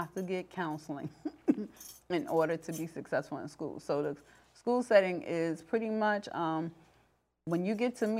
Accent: New York City, New York, United States; growing up in New York, I'm from the Bronx

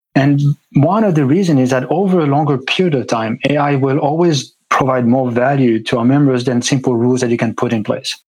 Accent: Switzerland; moved away as an adult; I grew up in Switzerland

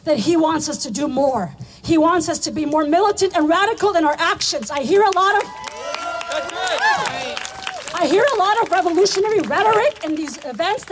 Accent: Afghanistan; moved away; I am from Afghanistan

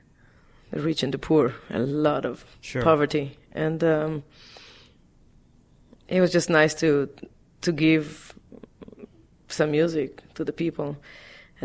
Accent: Israel; now in New York, United States; I grew up in Israel

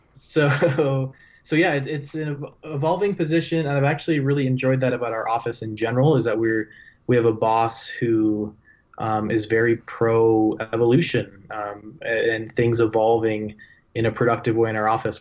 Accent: Toronto, Ontario, Canada; now in Utah, United States; I, I grew up in Toronto

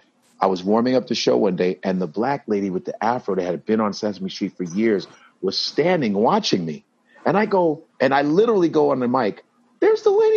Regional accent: Chicago, Illinois, United States; moved away; We're all from Chicago.

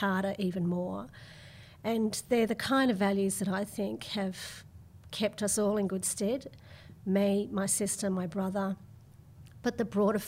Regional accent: Melbourne, Victoria, Australia; moved away as an adult; now in Sydney, Australia; So I was born in Melbourne and I grew up in Melbourne

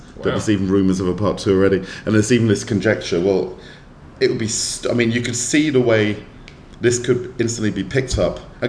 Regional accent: Ireland; But I'm Irish. I'm allowed to be racist.

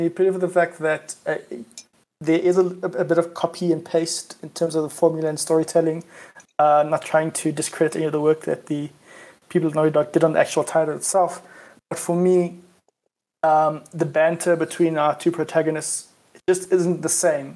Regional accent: South Africa; I am South African

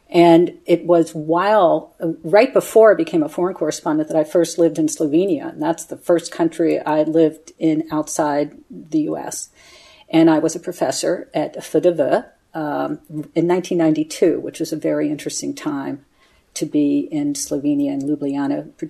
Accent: United States; now in London, United Kingdom; So he was American, my mother was Canadian and uh, I'm American now, living in London.

